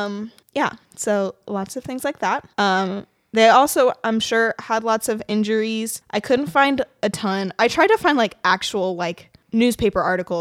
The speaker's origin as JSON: {"language": "English", "region": "Kentucky", "country": "United States", "moved": "yes", "said": "I'm from Kentucky."}